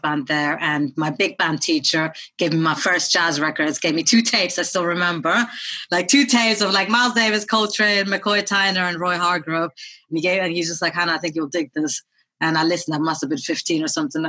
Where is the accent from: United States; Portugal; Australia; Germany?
Germany; Berlin; moved away as an adult; also born or lived in India; now in London, United Kingdom; I was born in Berlin. My parents are South Indian. I lived in India for a couple of years when I was 5 years old. Then I moved back to Berlin and went to an American school in Berlin